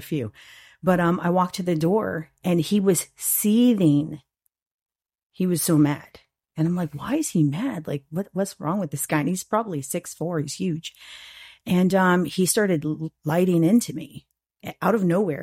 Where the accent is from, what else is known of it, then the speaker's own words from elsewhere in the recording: St. Petersburg, Florida, United States; I was born and raised in Saint Pete.